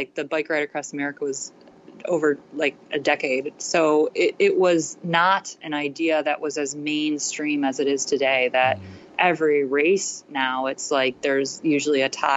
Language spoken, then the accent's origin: English; Ohio, United States; also born or lived in Australia; I'm from Ohio.